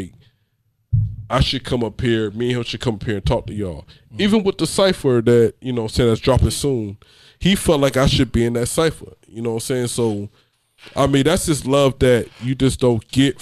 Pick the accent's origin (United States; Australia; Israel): United States; Georgia; moved away as an adult; now in Fayetteville, United States; I'm originally from Georgia